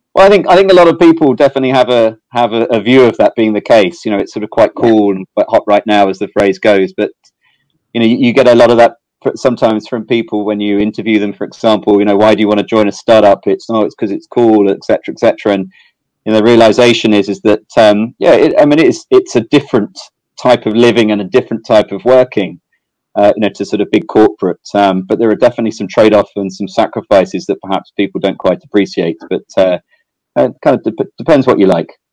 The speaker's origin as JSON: {"language": "English", "region": "South East England", "country": "United Kingdom", "tie": "born or raised there", "also_born_or_lived": "Amsterdam, Netherlands / Ireland / Sydney, Australia", "moved": "as an adult", "lives_now": "Singapore", "said": "I'm from England originally. Um, I think uh, my accent still still shows that. Um, I, I, grew up in uh, sort of southeast England."}